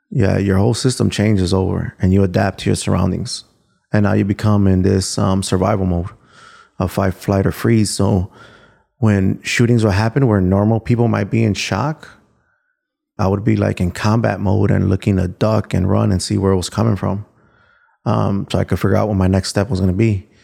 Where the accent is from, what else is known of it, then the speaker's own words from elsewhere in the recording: Chicago, Illinois, United States; so I grew up in Little Village